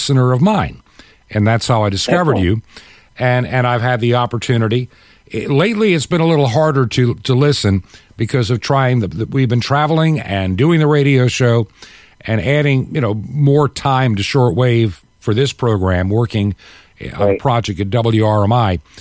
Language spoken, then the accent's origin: English; upstate New York, United States; also born or lived in Long Island, New York; I used to live growing up in Long Island as a little kid, but I spent my more formative years in upstate New York